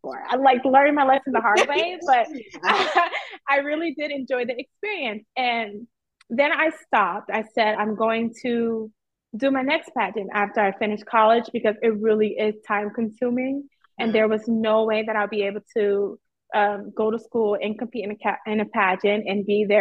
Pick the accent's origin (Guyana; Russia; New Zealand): Guyana; Georgetown, Demerara-Mahaica; now in New York City, United States; I am from Georgetown, Guyana, but I currently live in New York City